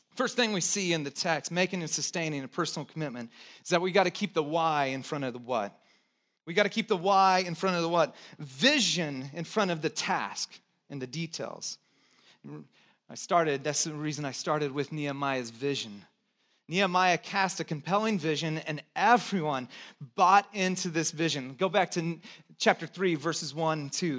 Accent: Texas, United States; I was born in Texas

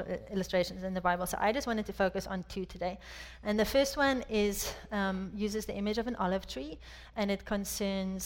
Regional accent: South Africa; moved away as an adult; also born or lived in France; now in United States; I was born and raised in South Africa

